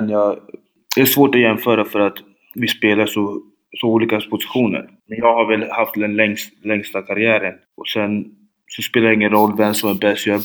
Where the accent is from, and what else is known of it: Linköping, Östergötland, Sweden; born or raised there; Swedish is a second language